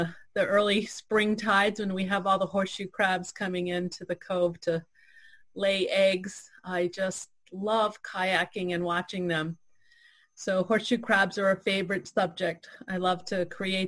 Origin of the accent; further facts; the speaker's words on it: Piscataquis River, Maine, United States; growing up on the Piscataquis River